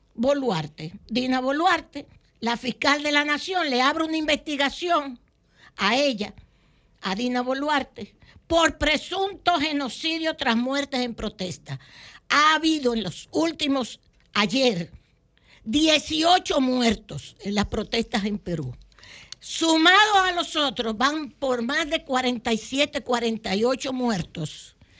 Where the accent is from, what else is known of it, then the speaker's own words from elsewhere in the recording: Dominican Republic; como buenos dominicanos